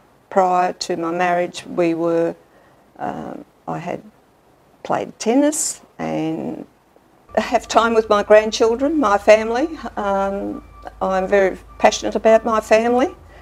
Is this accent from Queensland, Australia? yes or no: no; Tallangatta, Victoria, Australia; now in Albury, Australia; I was born in Altalangata and I lived on a dairy farm up the mid and north area and went to school. My primary years I went to the now defunct mid and north primary school.